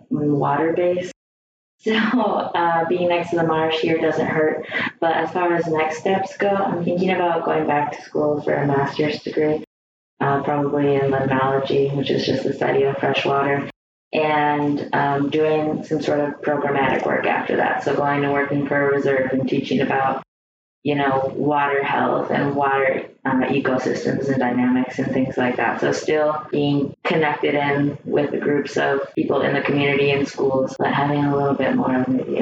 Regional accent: Merrill, Wisconsin, United States; Yeah, so our very first project, like I mentioned earlier, was in my hometown, Merrill, Wisconsin, and that was Council Grounds State Park

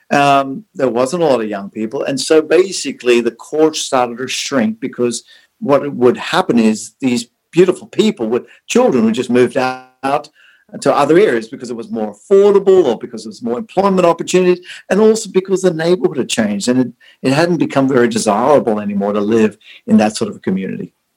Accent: Sydney, New South Wales, Australia; moved away as an adult; also born or lived in South Africa; now in Orange County, United States; I was born in South Africa, and two is that I've spent most of my life uh, from an early age as a child living in Australia.

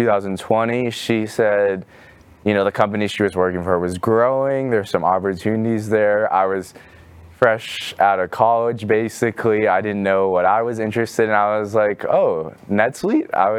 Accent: Mountain View, California, United States; moved away as an adult; now in Dallas, United States; I'm originally from California, Northern California, from a town called Mountain View

